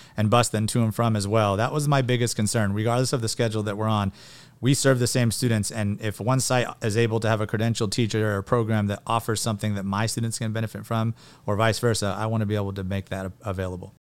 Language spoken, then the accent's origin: English; Porterville, California, United States; also born or lived in Long Beach, California / San Diego, California / Catalina Island, California; I grew up in Porterville. Um, I'm a fourth generation Portervillian